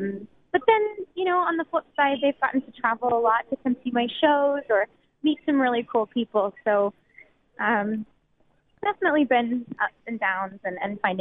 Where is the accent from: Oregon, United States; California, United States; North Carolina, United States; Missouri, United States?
Missouri, United States; Bourbon; I grew up in Bourbon, Missouri, where spirits are high